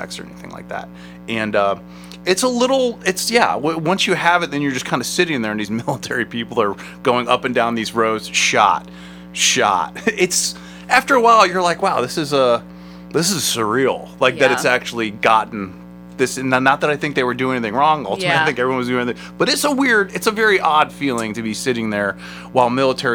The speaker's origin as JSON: {"language": "English", "town": "Akron", "region": "Ohio", "country": "United States", "said": "We are from West Akron"}